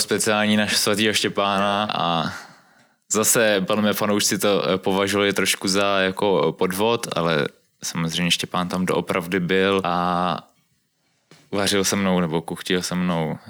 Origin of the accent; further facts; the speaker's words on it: Prague, Czechia; ve středisku Silesiánů u nás v Kobylisích